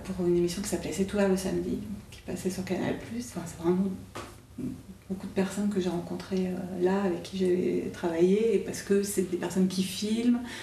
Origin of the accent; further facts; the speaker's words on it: Auvergne-Rhône-Alpes, France; je suis originaire euh, d'Auvergne